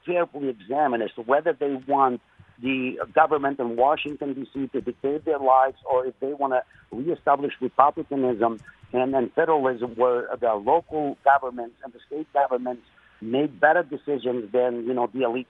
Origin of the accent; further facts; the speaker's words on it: Albania; English is a second language; also born or lived in Detroit, Michigan; now in Michigan, United States; This country has been great to my family and I when we came from Albania as refugees 33 years ago. We didn't speak word of English